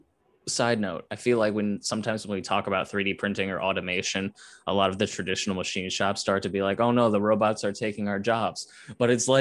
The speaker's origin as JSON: {"language": "English", "town": "Cleveland", "region": "Ohio", "country": "United States", "tie": "born or raised there", "said": "I grew up in the Cleveland area"}